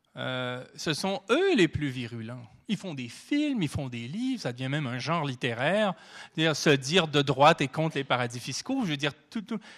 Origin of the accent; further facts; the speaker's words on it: Canada; Chez nous, au Canada